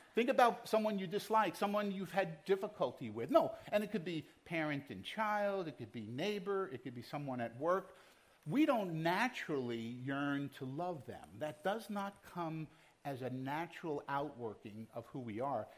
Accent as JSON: {"language": "English", "town": "New York City", "region": "New York", "country": "United States", "tie": "born or raised there", "moved": "yes", "said": "I was born in Brooklyn and I still carry some of that uh, DNA with me"}